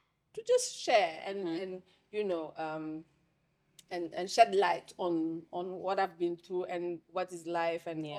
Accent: Senegal; accent: French; also born or lived in Paris, France; now in Ghana; my country of origin is Senegal

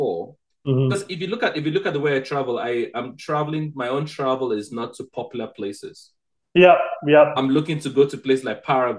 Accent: Nigeria; moved away; also born or lived in Kenya; because I'm Nigerian by birth, and I lived in Kenya for 2 years and 5 months

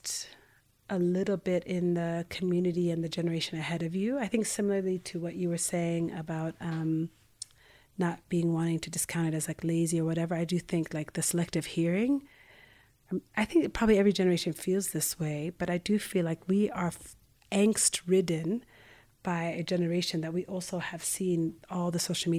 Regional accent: Ethiopia; moved away; also born or lived in United States; I was born in Ethiopia, but then immigrated to the U.S.

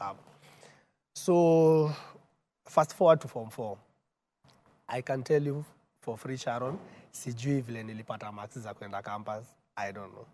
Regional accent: Nairobi, Kenya; also born or lived in Embu / Murang'a; born and bred in Nairobi

